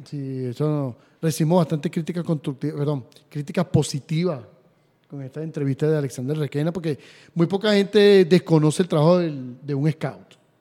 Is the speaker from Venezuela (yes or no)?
yes; Venezuela; mi país